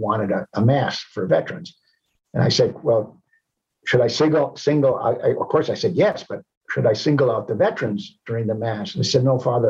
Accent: United States; also born or lived in Rome, Italy; I feel ashamed of being an American.

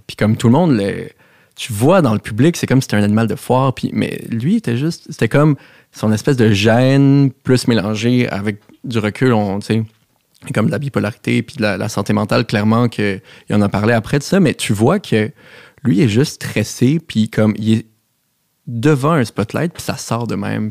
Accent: Montreal, Quebec, Canada; j'ai grandi à Outremont, chez mes parents

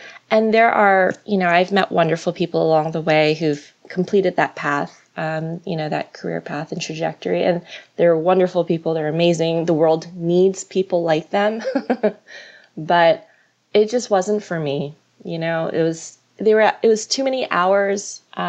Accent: Florida, United States; also born or lived in New York; I was raised in Florida. I was born in New York. I was raised in Florida when I was like 4 or 5. So, my entire childhood was in Florida, graduated from the University of Florida, go Gators.

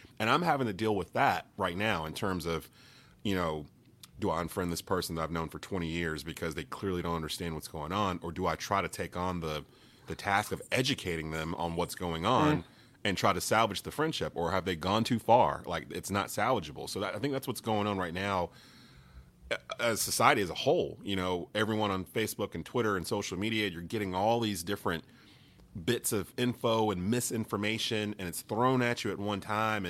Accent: Kernersville, North Carolina, United States; I'm back in my hometown in Kernersville, North Carolina, where I was pretty much raised

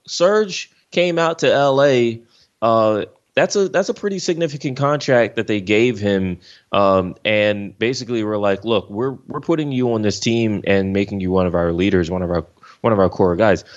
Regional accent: Philadelphia, Pennsylvania, United States; moved away as an adult; now in Los Angeles, United States; I'm from Philly, I'm from the East side of things. I've been here for more than a decade.

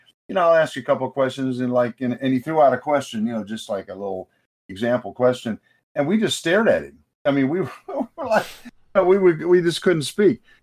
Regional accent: Akron, Ohio, United States; because we're, we're from Akron

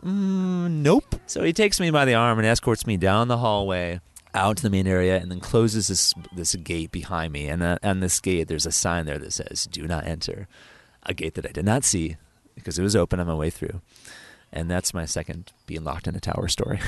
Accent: New York, United States; back in my home state of New York

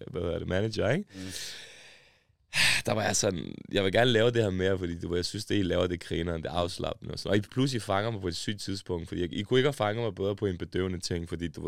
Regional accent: Pakistan; accent: Indian; jeg har det der indisk accent, ikke? jeg sværger. Jeg ved ikke, hvorfor, bro. Indisk accent. Måske det er, fordi jeg har vokset op i Pakistan

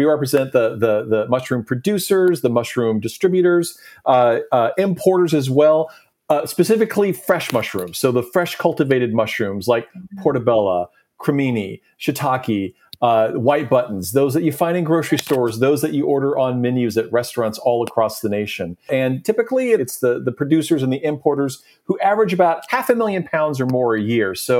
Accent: Nashville, Tennessee, United States; I'm originally from Nashville

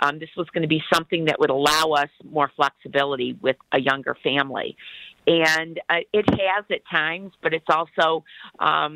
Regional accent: Detroit, Michigan, United States; We were raised in the Detroit area

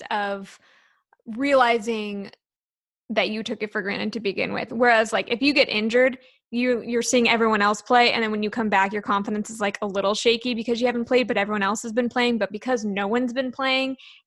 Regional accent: Sacramento, California, United States; now in Nashville, United States; I'm originally from Sacramento

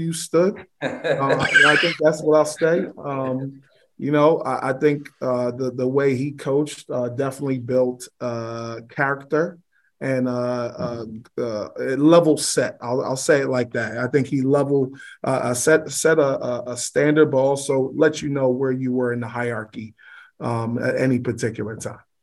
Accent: New York City, New York, United States; I grew up in Clinton Hill in Brooklyn

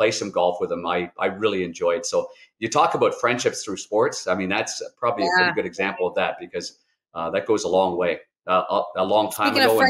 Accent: Ottawa, Ontario, Canada; Danny and I grew up together in Ottawa. We were Nepean Raiders. We were Ottawa West Golden Knights.

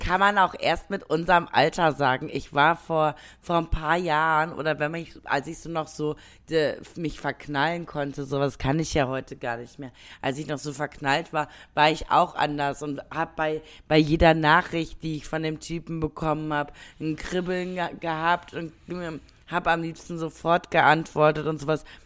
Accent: Germany; bei uns in Deutschland

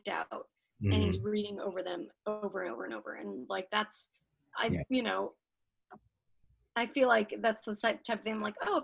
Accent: Salt Lake City, Utah, United States; now in Los Angeles, United States; I was raised in Salt Lake

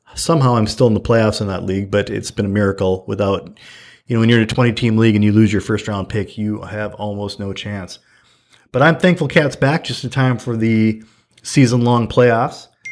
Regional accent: Fargo, North Dakota, United States; I was from Fargo

